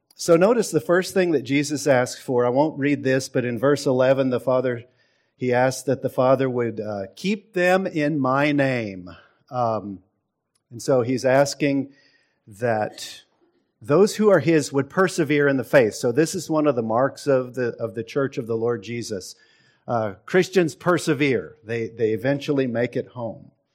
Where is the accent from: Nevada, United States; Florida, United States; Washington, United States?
Washington, United States; Seattle; now in Texas, United States; I grew up in Seattle